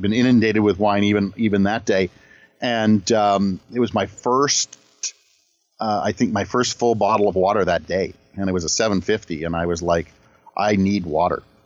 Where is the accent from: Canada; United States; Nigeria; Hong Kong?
Canada; I'm from Canada